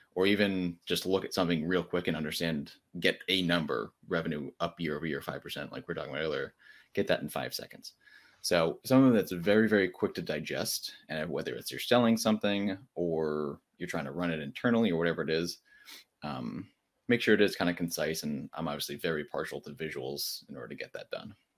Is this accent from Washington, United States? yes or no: no; Connecticut, United States; now in Charlotte, United States; I'm originally from Connecticut, um, and I moved down here